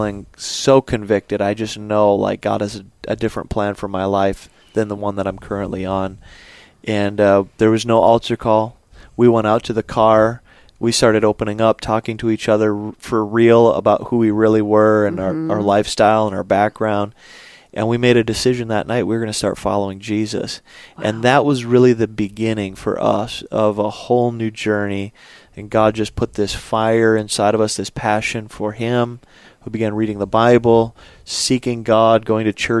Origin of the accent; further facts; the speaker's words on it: Alexandria, Minnesota, United States; I grew up in a good Lutheran church in central Minnesota